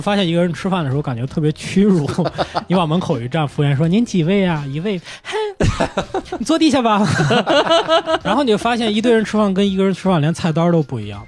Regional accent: Lanzhou, Gansu, China; 我说我是兰州人

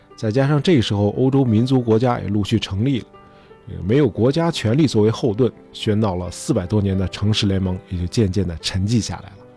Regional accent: China; 我们中国人

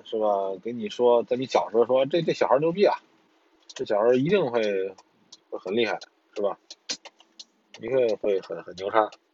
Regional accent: China; 我们中国人

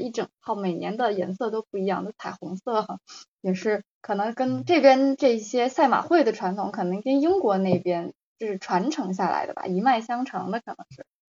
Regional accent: Beijing, China; moved away as an adult; also born or lived in Guangzhou; now in Australia; 我是北京的，然后，呃，之前我先生是在广州，我之前生活在国内的城市就是北京和广州

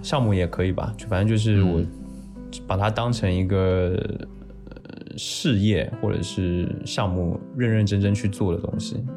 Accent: Taiwan; 我是台湾人

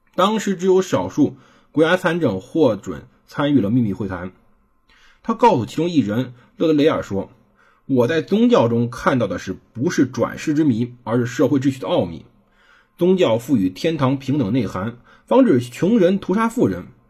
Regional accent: China; 我们中国人

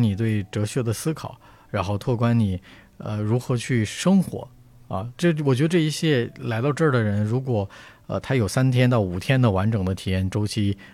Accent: China; 我们其实中国人

